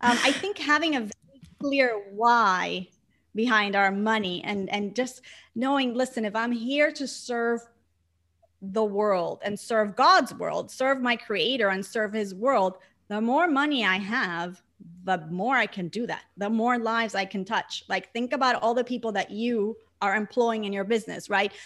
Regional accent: Puerto Rico; moved away; growing up in an island surrounded by water, like twenty-four seven? I grew up in front of the beach

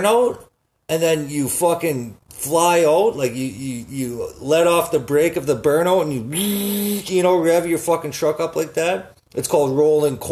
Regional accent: Saskatoon, Saskatchewan, Canada; I'm from Saskatoon, right? Everybody has jacked up trucks.

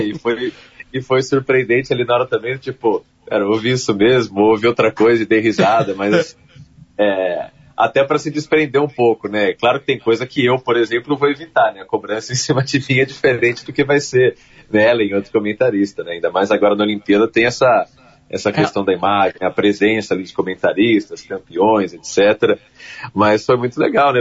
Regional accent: São Paulo, Brazil; Eu sou paulista

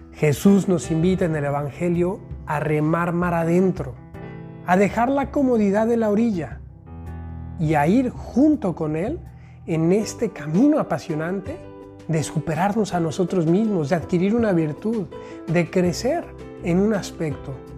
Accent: Mexico; also born or lived in Rome; now in Guadalajara, Mexico; aquí desde México país, ya disfrutando en mi tierra

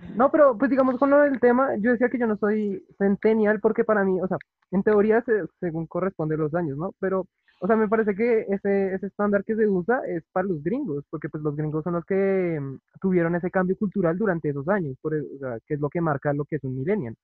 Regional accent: Bogotá, Colombia; yo nací en el 98, Bogotá, Colombia

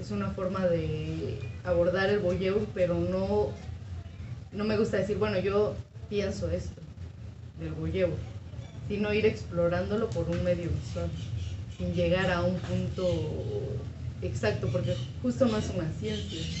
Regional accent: San Cristóbal de las Casas, Chiapas, Mexico; yo soy originaria de San Cristóbal de las Casas, Chiapas

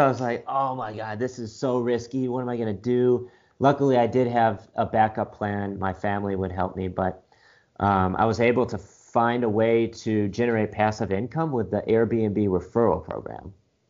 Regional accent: Michigan, United States; now in Austin, United States; I'm originally from Michigan, but currently living in Austin, Texas. Been here for about 5 months

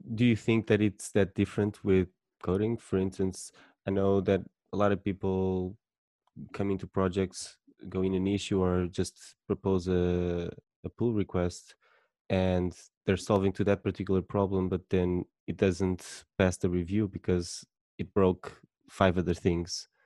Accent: Portugal; I'm from Portugal

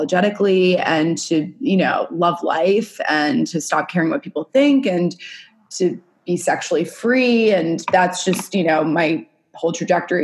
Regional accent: New York City, New York, United States; I grew up in New York City, born and raised

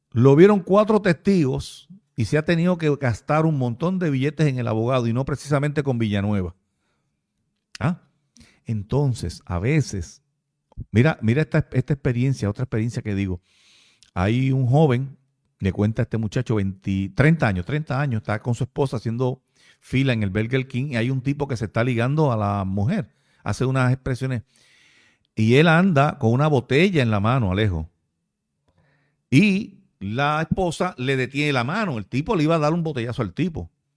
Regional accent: Puerto Rico; nosotros como puertorriqueños

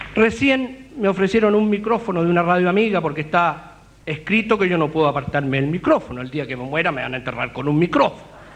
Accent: Temuco, Araucanía, Chile; Temuco, mi tierra

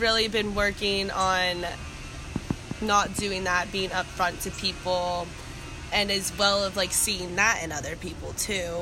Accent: Columbus, Ohio, United States; moved away as an adult; also born or lived in Harrisonburg, Virginia; I grew up in Columbus

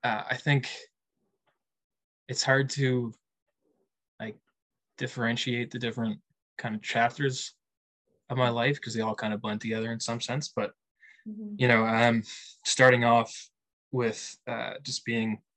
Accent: Halifax, Nova Scotia, Canada; moved away as an adult; also born or lived in Fredericton, New Brunswick / Kingston, Ontario / Calgary / Victoria; now in New Brunswick, Canada; I'm from Halifax, Nova Scotia, but I've kind of lived all over Canada

